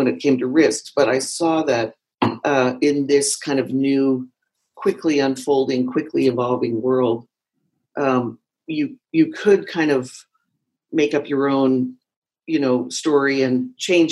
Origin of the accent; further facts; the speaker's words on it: Washington, District of Columbia, United States; moved away as an adult; also born or lived in San Francisco; I had moved west from the East Coast, I'm from Washington, D.C. originally, and I ended up in San Francisco